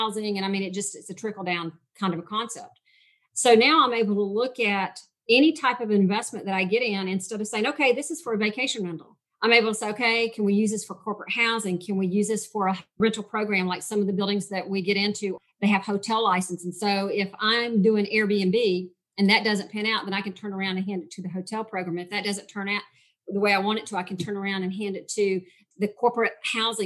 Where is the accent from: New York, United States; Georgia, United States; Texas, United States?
Georgia, United States; I am from Georgia